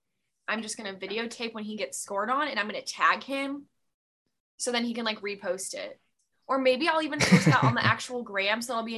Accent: outside of Chicago, Illinois, United States; I grew up outside of Chicago, big Chicago Blackhawks fan

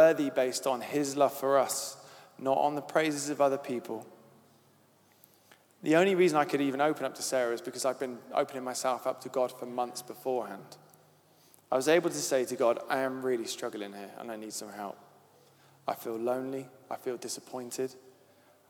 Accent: Devon, South West England, United Kingdom; accent: Devon; My Devon accent

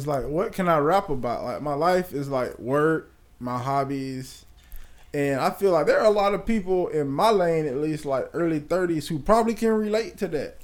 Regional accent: Bradenton, Florida, United States; I'm from Bradenton

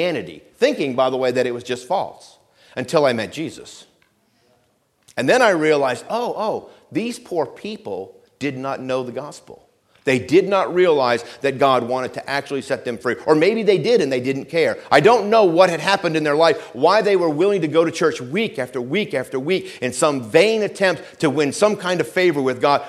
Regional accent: Vermont, United States; where I grew up in Vermont

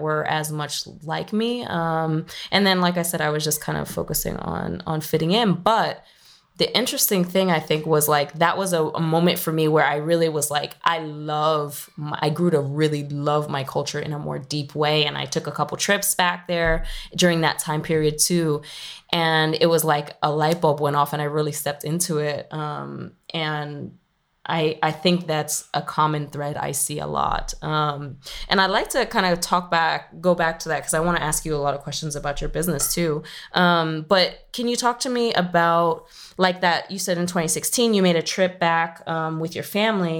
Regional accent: New York City, New York, United States; I grew up in New York City

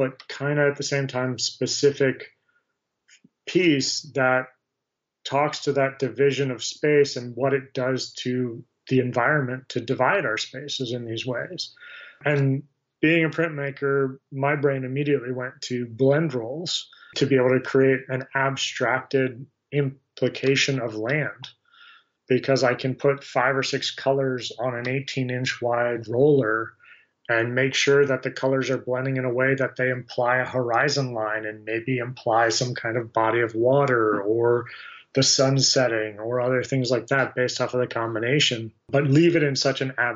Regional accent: Greenbelt, Maryland, United States; also born or lived in Sarasota, Florida / Tempe, Arizona; I grew up outside of D.C. in Greenbelt, Maryland, which is actually where I currently live now

